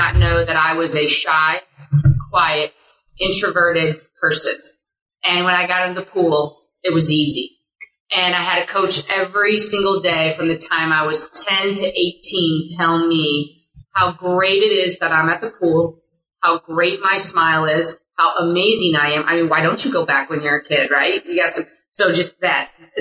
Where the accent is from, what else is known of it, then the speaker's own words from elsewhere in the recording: Springfield, Illinois, United States; moved away as an adult; also born or lived in DeKalb, Illinois; now in Arizona, United States; I'm from the Midwest. I hail from Springfield, Illinois